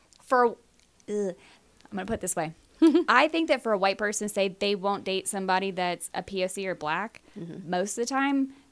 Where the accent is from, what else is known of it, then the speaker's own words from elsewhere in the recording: Mexico, Missouri, United States; now in Kansas City, United States; I'm originally from Mexico, Missouri, so okay. Mid Missouri, but then up here